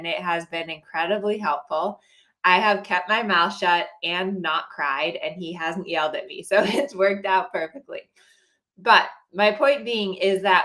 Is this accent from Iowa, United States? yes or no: no; Colorado, United States; now in California, United States; I grew up in Colorado where it was always super hot June and July.